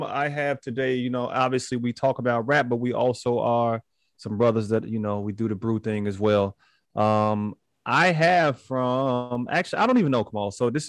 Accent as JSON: {"language": "English", "town": "Maywood", "region": "Illinois", "country": "United States", "tie": "born or raised there", "also_born_or_lived": "Chicago, Illinois", "moved": "yes", "lives_now": "Wheaton, United States", "said": "I'm from Maywood. You know what I'm saying? Born on the west side, moved to Maywood."}